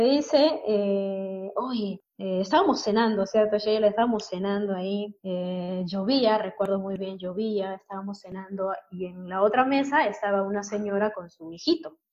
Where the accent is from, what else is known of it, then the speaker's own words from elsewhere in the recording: Peru; como peruanos